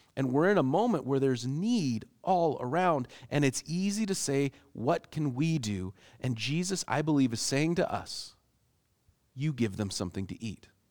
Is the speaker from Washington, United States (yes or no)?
yes; Seattle, Washington, United States; growing up in Seattle